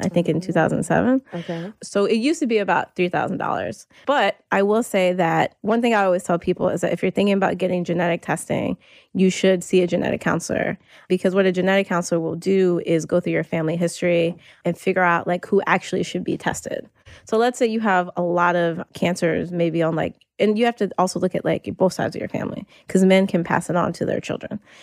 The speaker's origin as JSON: {"language": "English", "region": "North Carolina", "country": "United States", "tie": "born or raised there", "moved": "as an adult", "lives_now": "New York, United States", "said": "I moved to New York almost nine years ago, but I grew up in North Carolina"}